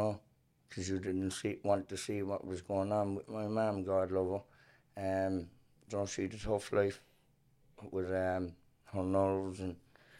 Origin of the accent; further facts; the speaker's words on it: Kilcullen, Leinster, Ireland; Yeah, we grew up in Alcullen, you know, obviously myself in the same household, and, you know, times were tough back when we were young, in the 80s and early 90s